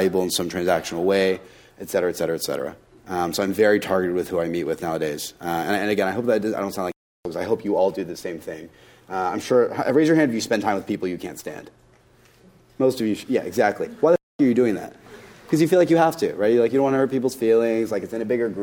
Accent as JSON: {"language": "English", "region": "Tennessee", "country": "United States", "tie": "born or raised there", "said": "I was born and raised in Tennessee"}